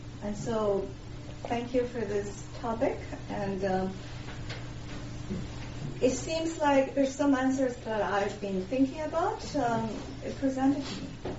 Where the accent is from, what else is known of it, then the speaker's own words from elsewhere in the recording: Beijing, China; moved away as an adult; also born or lived in Japan; I'm from China, from Beijing.